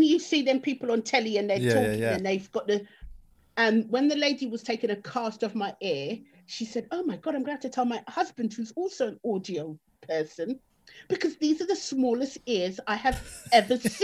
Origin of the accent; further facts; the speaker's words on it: London, United Kingdom; I'm a Tottenham girl, really. As in, that's where I spent my formative years